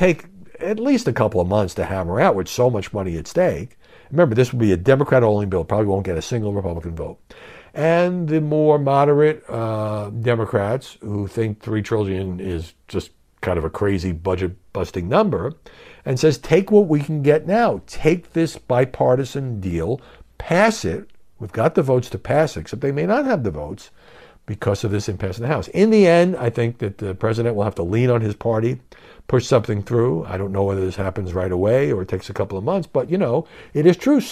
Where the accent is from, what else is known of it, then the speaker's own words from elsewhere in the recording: New York City, New York, United States; Since I grew up in New York